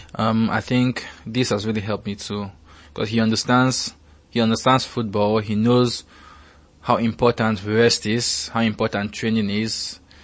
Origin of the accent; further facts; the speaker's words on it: Nigeria; As a Nigerian